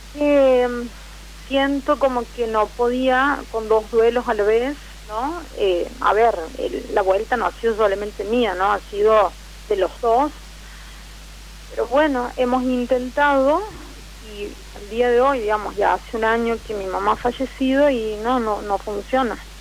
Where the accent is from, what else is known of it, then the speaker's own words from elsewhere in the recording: Santiago del Estero, Argentina; now in Villa Carlos Paz, Argentina; Soy de Santiago del Estero, pero en estos momentos estoy viviendo en, Córdoba, Carlos Paz.